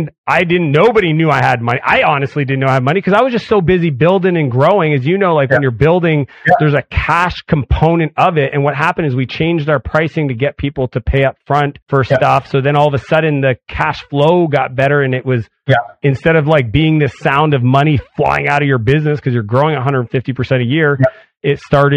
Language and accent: English; Canada; I'm Canadian